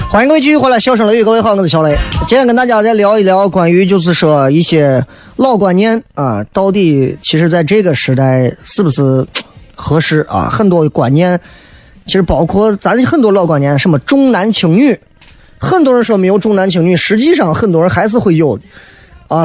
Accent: Xi'an, Shaanxi, China; 咱西安人

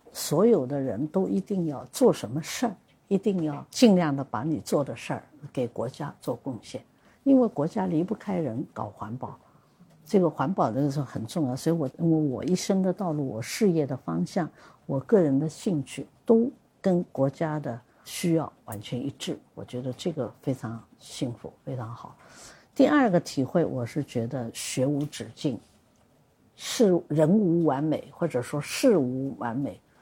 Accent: China; 我们中国人

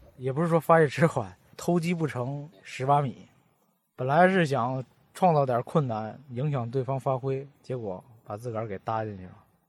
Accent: Baoding, Hebei, China; accent: Baoding dialect; 我们保定话跟普通话本来就区别不大嘛

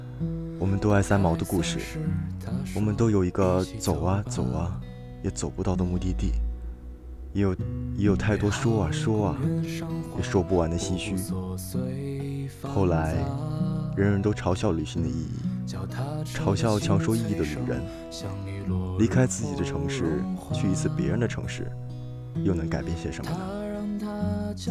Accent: Huainan, Anhui, China; now in Beijing, China; 回到北京的家中不到一周，又继续高铁回到了我的故乡淮南。

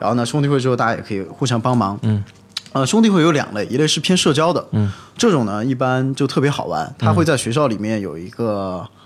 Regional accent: China; moved away as an adult; 就说我中国人出去最多就两个、 啊 两个专业嘛

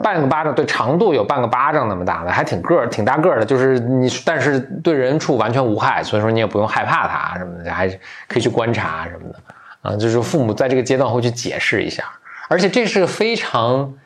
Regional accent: Beijing, China; 我小时候在北京的时候也挺多的

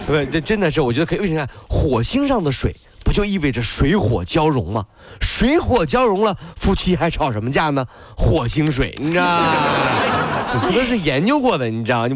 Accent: China; 我们中国人是不是盼什么东西都有点快啊

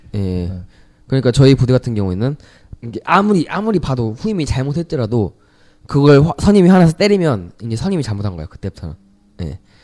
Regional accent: South Korea

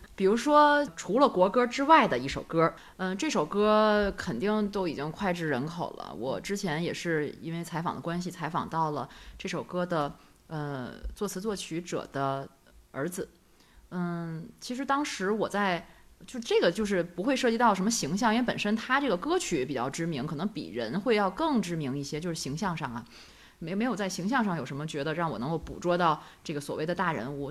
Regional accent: northern China, China; 毕竟我们是北方人嘛

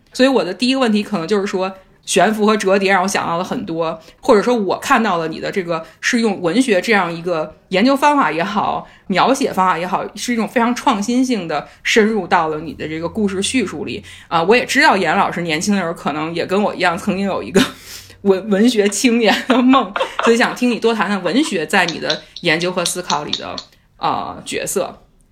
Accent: Beijing, China; moved away; 我也是北京人

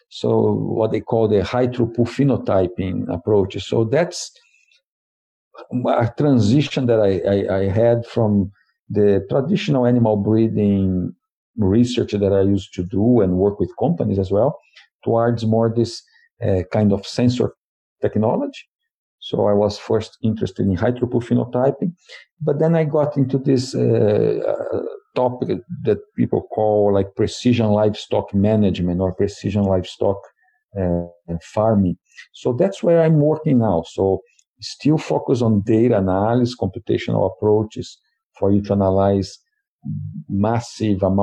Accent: Brazil; English is a second language; So, uh, I'm originally from Brazil, and I have a BS uh, in in animal science.

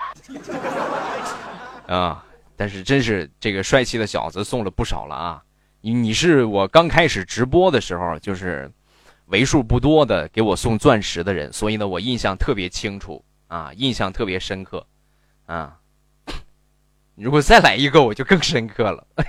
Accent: Rizhao, Shandong, China; 我是日朝人

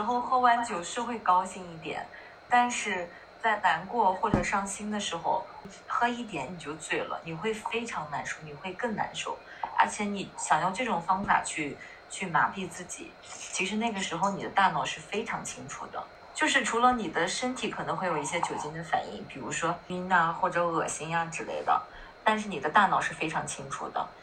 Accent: northern China, China; 我是北方人，我会经常到南方出差

